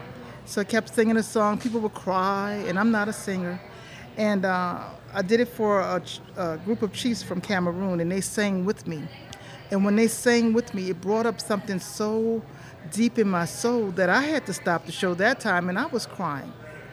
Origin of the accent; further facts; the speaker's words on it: United States; because I'm from America.